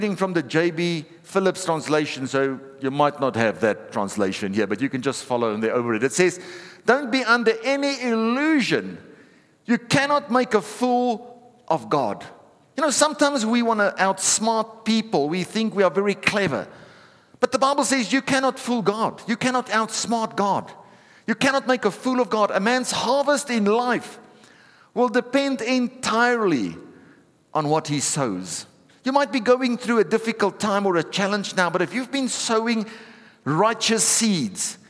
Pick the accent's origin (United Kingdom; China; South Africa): South Africa; I'm a South African